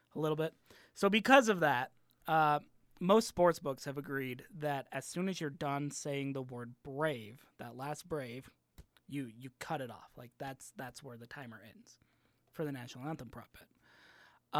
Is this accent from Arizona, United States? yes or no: yes; Arizona, United States; I'm from Arizona